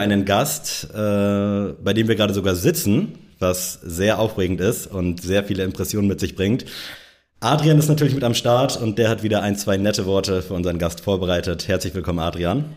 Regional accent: Northern Germany, Germany; moved away; im hohen Norden, in meiner Heimat

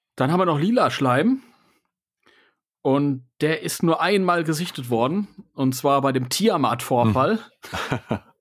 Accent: Germany; bei uns in Deutschland

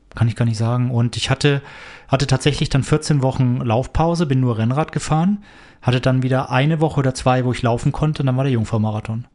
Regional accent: near Nuremberg, Bavaria, Germany; moved away; Ich komme aus der Nähe von Nürnberg ursprünglich.

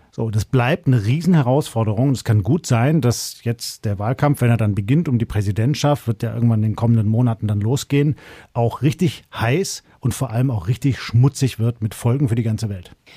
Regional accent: Germany; bei uns in Deutschland

